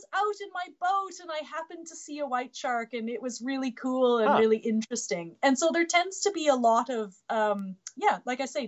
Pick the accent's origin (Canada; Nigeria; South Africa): Canada; Manitoba; moved away; I'm from Manitoba. I came to the ocean specifically.